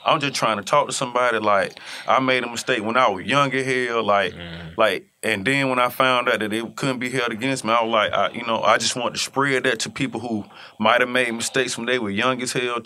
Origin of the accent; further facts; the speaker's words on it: Atlanta, Georgia, United States; I'm from Atlanta